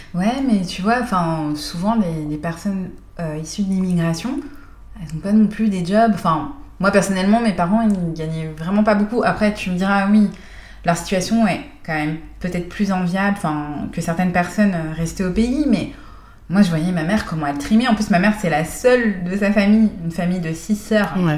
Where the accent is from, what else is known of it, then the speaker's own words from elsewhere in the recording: France; accent: French; also born or lived in Canada; j'ai un accent français